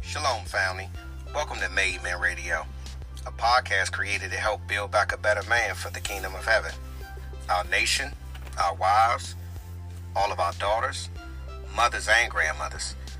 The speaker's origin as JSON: {"language": "English", "area": "Prince George's County", "region": "Maryland", "country": "United States", "tie": "born or raised there", "lives_now": "Washington, D.C., United States", "said": "I was born in Southeast Washington, D.C., and I was raised in the heart of Prince George's County, Maryland"}